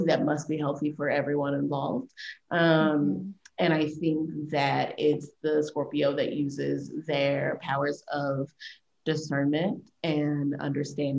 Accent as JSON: {"language": "English", "country": "United States", "said": "as an American"}